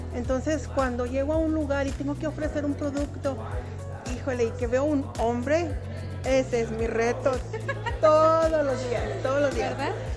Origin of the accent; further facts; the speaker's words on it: Durango, Mexico; moved away as an adult; also born or lived in Mexico City, Mexico; now in Colorado, United States; nací en México DF, pero me crié en Durango y yo siempre digo que soy de Durango